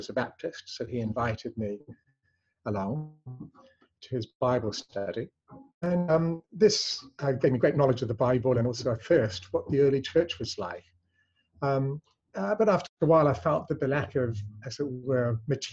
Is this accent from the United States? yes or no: no; New Zealand; also born or lived in England; I was born in England but raised in New Zealand